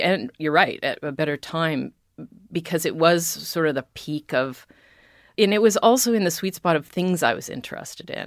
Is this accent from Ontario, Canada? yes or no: yes; Toronto, Ontario, Canada; moved away as an adult; also born or lived in Arizona, United States; I'm Canadian